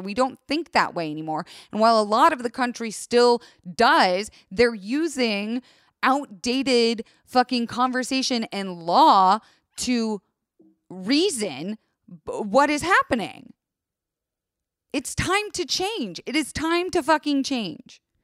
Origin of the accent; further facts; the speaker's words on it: Tampa, Florida, United States; I grew up in Tampa, Florida, and it's a mix of country and suburbia